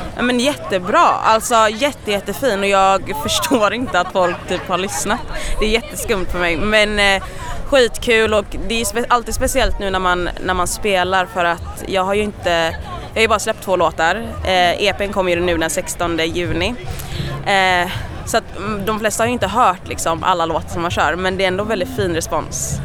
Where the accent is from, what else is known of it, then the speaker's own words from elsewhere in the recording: Gothenburg, Västra Götaland, Sweden; jag är ju från Göteborg